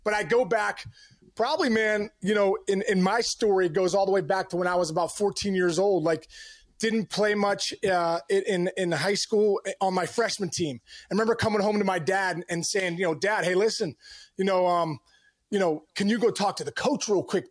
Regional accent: Upper St. Clair, Pennsylvania, United States; I'm from Pittsburgh, and, you know, a suburb called Upper Saint Clair

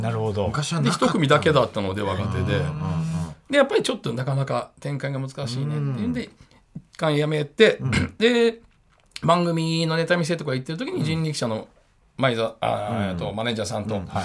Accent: Kyoto, Japan; moved away; 地元京都なんで

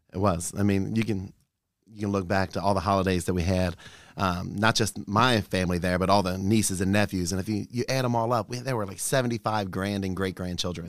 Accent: Newport, Kentucky, United States; growing up in Newport, making the friends that I had in Newport

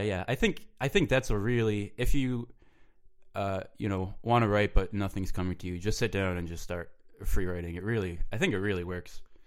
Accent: Rochester, New York, United States; moved away as an adult; also born or lived in Buffalo, New York; I grew up in, uh, Rochester, New York

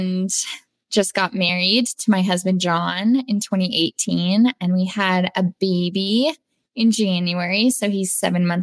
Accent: Denver, Colorado, United States; I was born and raised in Denver, Colorado

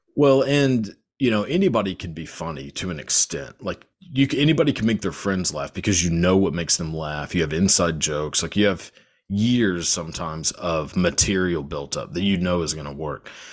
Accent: Texas, United States; I'm born and raised in Texas

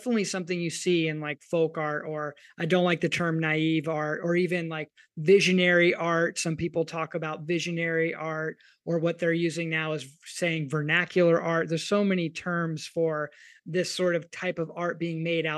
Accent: Kentucky, United States; I'm from Kentucky.

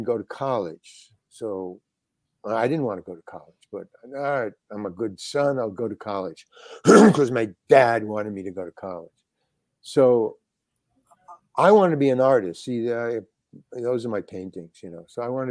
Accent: New York City, New York, United States; I was born in Manhattan. Yeah. Manhattan General Hospital

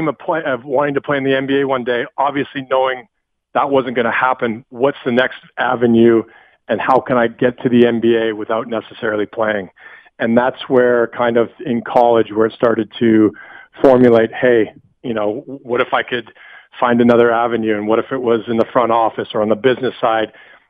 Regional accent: Western Canada, Canada; moved away as an adult; now in United States; I've always wanted to move to the States as a you know, young boy living, growing up in Western Canada.

